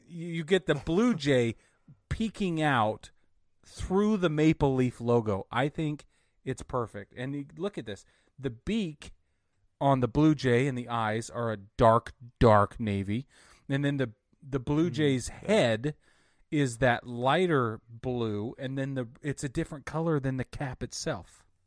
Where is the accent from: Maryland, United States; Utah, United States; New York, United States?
Utah, United States; I grew up in Utah